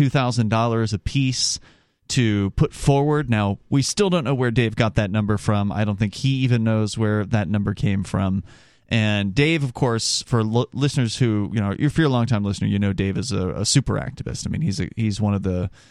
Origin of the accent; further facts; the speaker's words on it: the South, United States; I'm from the South